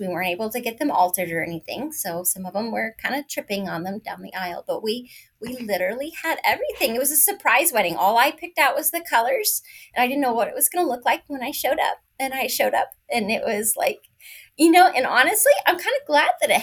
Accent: Northern California, United States; also born or lived in San Diego, California / DC area; I'm originally from Northern California, but I have moved to San Diego

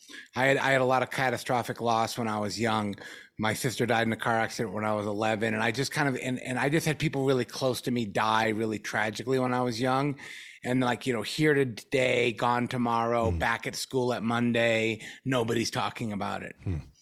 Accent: Norfolk, Virginia, United States; born there; Well, I was born in 1974 in Norfolk, Virginia.

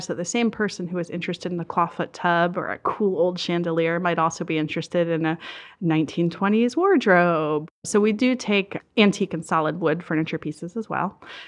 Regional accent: Maryland, United States; I grew up down in Southern Maryland, right on the water in this beautiful old brick cottage, and it was an idyllic childhood.

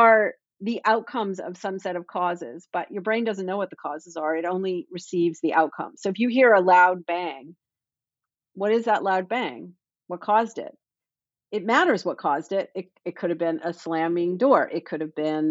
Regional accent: Toronto, Ontario, Canada; now in Boston, United States; I grew up in Toronto

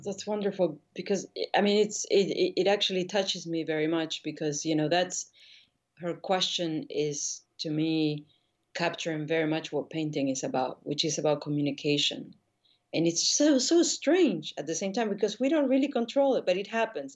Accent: Buenos Aires, Argentina; moved away as an adult; also born or lived in New York; now in Paris, France; I grew up in Argentina

